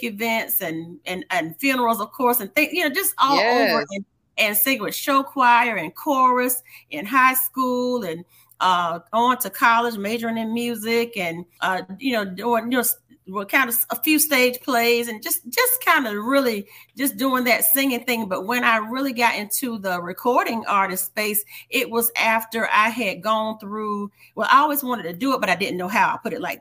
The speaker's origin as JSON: {"language": "English", "region": "North Carolina", "country": "United States", "moved": "yes", "lives_now": "Hampton Roads, Virginia, United States", "said": "my roots originate in North Carolina, from North Carolina. I still always say, I'm a North Carolina girl"}